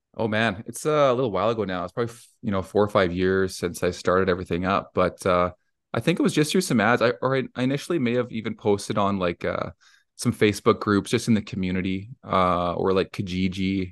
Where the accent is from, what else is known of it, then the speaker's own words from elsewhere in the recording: Cochrane, Alberta, Canada; I'm from Cochrane, Alberta in Canada, so it's near Calgary or Banff if anyone's been up here.